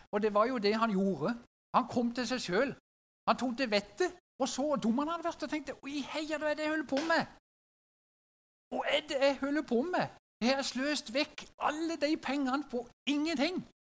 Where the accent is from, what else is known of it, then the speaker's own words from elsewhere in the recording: Sørlandet, Norway; Som sørlending